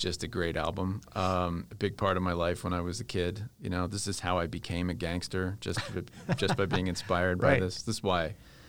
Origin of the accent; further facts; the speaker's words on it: Northern Virginia, United States; moved away; I grew up in Northern Virginia, outside of D.C.